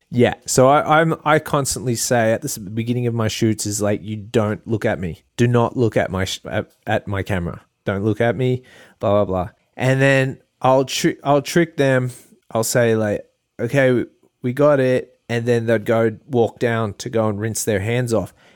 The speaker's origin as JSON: {"language": "English", "town": "Port Macquarie", "region": "New South Wales", "country": "Australia", "moved": "yes", "lives_now": "Hawaii, United States", "said": "I'm from Port Macquarie, and it's a small town"}